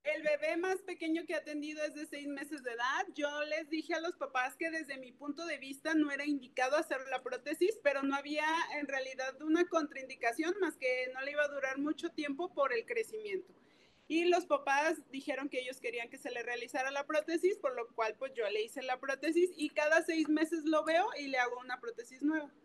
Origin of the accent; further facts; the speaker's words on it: Guadalajara, Jalisco, Mexico; yo soy de Guadalajara